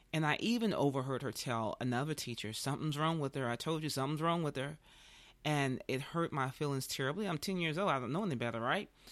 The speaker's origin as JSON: {"language": "English", "region": "the South", "country": "United States", "tie": "born or raised there", "said": "I grew up with certain religion, like most people did in the South"}